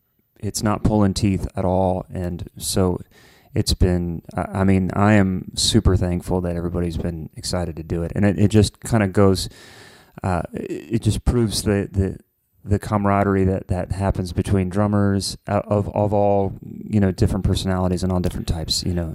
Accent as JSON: {"language": "English", "town": "Columbus", "region": "Ohio", "country": "United States", "said": "or like even in Columbus where I'm from, there was."}